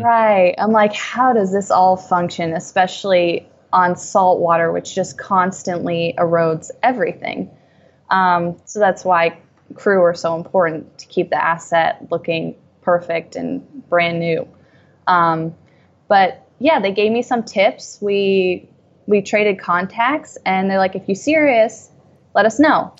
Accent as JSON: {"language": "English", "region": "New England", "country": "United States", "tie": "born or raised there", "also_born_or_lived": "New York", "moved": "as an adult", "said": "I grew up in New England, so I was around boats all the time"}